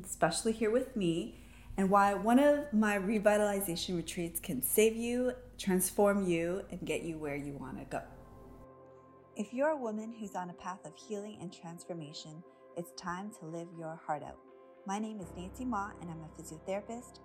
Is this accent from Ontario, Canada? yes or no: yes; Toronto, Ontario, Canada; I was born and raised in Toronto, raised as a city girl